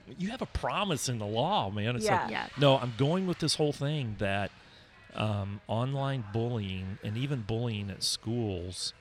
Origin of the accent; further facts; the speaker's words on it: South Oklahoma, United States; I grew up in South Oklahoma